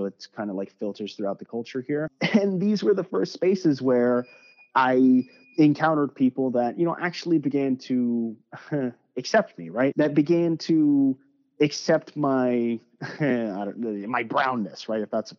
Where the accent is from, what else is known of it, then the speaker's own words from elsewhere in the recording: Richmond, Virginia, United States; I speak awful Spanish, and you know, there's a couple reasons for that. So I was born in Richmond, right? I have lived in Virginia my entire life.